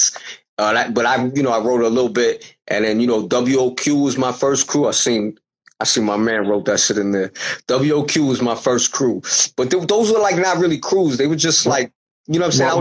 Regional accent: New York City, New York, United States; I grew up in Bensonhurst.

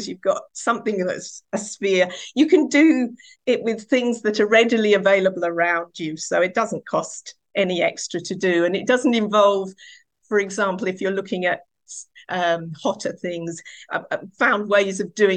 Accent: Essex, East of England, United Kingdom; I was born in Essex in the 1960s, and I grew up in a farming community.

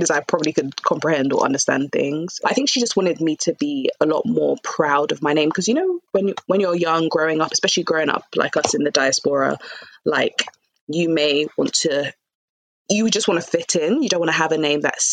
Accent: London, United Kingdom; I grew up in London.

